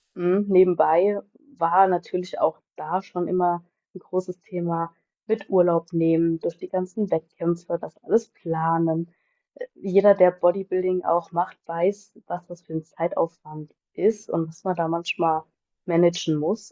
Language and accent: German; Bendorf, Rhineland-Palatinate, Germany; komme aus Bendorf